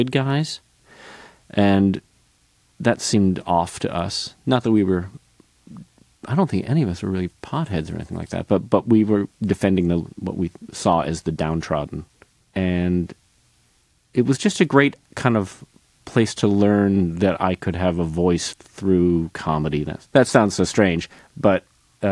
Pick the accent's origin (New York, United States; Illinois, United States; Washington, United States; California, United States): Illinois, United States; Northbrook; I grew up outside Chicago in Northbrook, Illinois